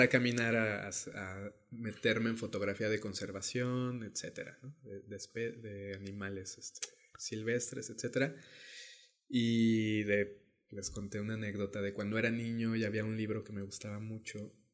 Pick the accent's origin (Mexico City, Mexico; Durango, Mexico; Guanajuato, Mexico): Guanajuato, Mexico; León; moved away as an adult; now in Oaxaca, Mexico; yo soy de León, Guanajuato, eh, y pues ahí crecí, ¿no? Soy, este, soy leonés, panza verde